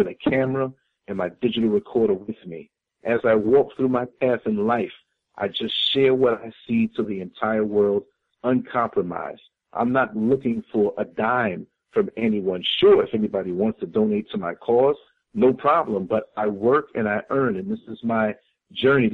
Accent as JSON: {"language": "English", "town": "New York City", "region": "New York", "country": "United States", "tie": "born or raised there", "moved": "as an adult", "lives_now": "Orlando, United States", "said": "I was born and raised in New York City. 38 years of my almost 52 years were up there in New York City"}